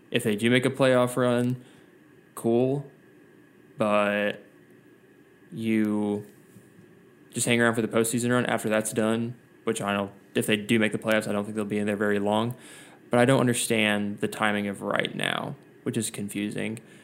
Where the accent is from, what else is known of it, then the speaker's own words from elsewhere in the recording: Gainesville, Georgia, United States; I'm from Gainesville, which you know, Josh, is not Atlanta whatsoever